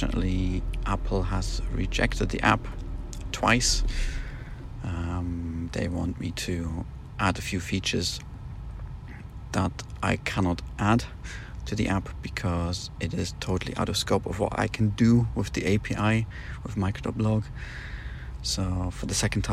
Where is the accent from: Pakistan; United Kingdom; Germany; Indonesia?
Germany; accent: German; my German accent